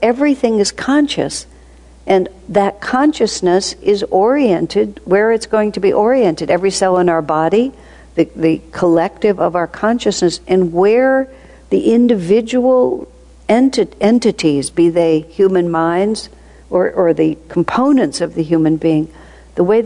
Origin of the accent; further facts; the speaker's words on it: United States; moved away; also born or lived in India; I come from America